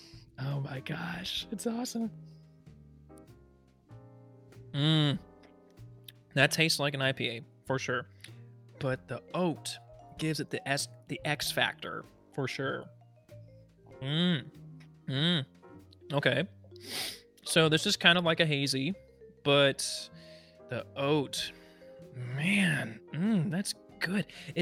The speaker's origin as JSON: {"language": "English", "town": "Houston", "region": "Texas", "country": "United States", "tie": "born or raised there", "said": "my hometown team, and the first thing you talked about is just like, yeah, it's the Houston Astros."}